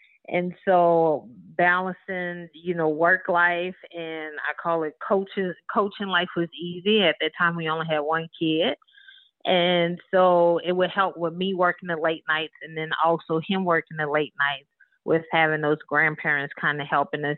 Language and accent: English; Marrero, Louisiana, United States; moved away; I grew up in a town called Marrero, Louisiana, which is about 15 minutes from New Orleans.